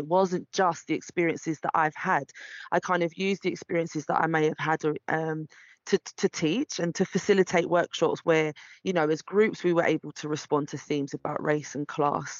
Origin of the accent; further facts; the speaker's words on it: London, United Kingdom; growing up in Brixton, mixed race to a single parent mother in the 80s and 90s